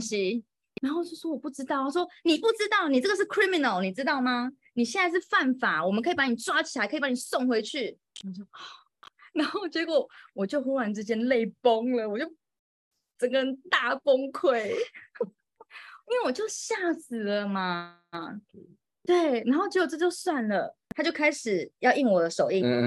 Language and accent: Chinese; Taiwan; moved away as an adult; also born or lived in Moscow, Russia; now in Reyhanlı, Turkey; 就从小到大都是在台湾长大的